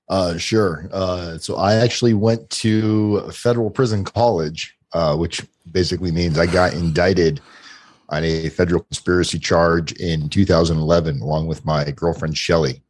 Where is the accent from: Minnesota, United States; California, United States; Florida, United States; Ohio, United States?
Florida, United States; South; I grew up in South Florida